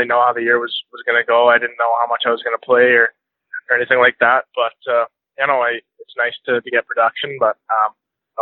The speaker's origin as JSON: {"language": "English", "town": "Grande Prairie", "region": "Alberta", "country": "Canada", "tie": "born or raised there", "also_born_or_lived": "Sherwood Park, Alberta", "said": "I started off hockey in Grand Prairie. I lived there for about 10 years"}